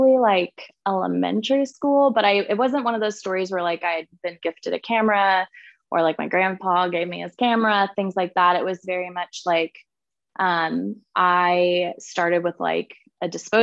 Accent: Kansas City, United States; I am in fact from Kansas City. So I am still born and raised and still here

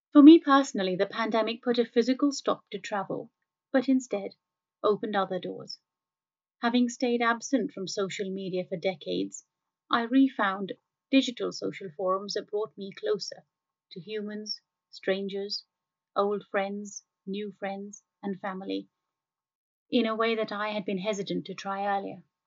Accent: India; I grew up in India

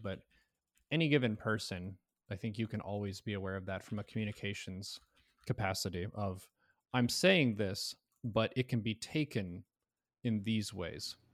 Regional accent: United States; as an American citizen

